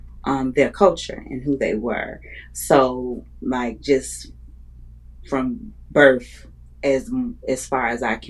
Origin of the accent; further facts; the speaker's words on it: Chicago, Illinois, United States; I am from Chicago, Illinois. Born and raised my whole life, except for when I went to undergrad school. Born to parents that's from Chicago. Well, my mom and my father's from the islands. He's from Jamaica.